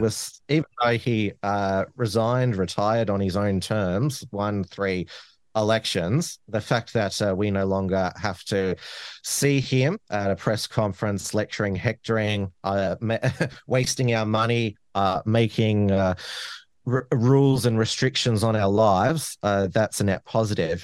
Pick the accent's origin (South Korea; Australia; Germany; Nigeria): Australia; Melbourne, Victoria; the neighboring electorates where I grew up in Flinders and, and Dunkley